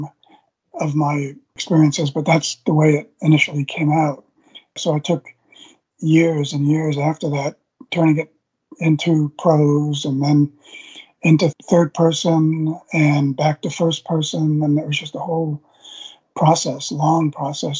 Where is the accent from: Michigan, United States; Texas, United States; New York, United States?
New York, United States; Long Island; moved away; my hometown in Long Island, right on the Long Island Sound